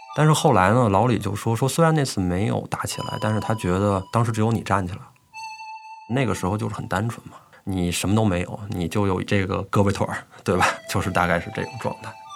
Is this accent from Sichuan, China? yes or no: no; Beijing, China; moved away as an adult; also born or lived in Shanghai; 我今年三十岁，嗯，我是北京人